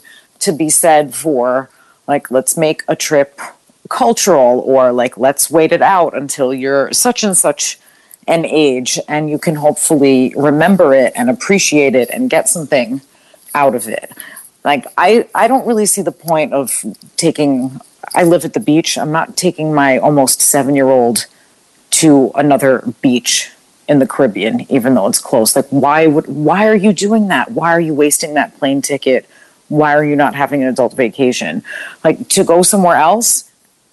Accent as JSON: {"language": "English", "area": "Long Island", "region": "New York", "country": "United States", "tie": "born or raised there", "said": "I grew up on Long Island"}